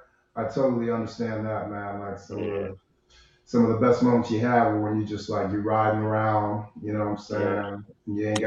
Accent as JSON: {"language": "English", "town": "Cleveland", "region": "Ohio", "country": "United States", "said": "I'm from Cleveland"}